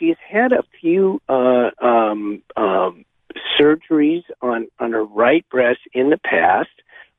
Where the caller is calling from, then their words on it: Monterey, California, United States; I'm calling from Monterey.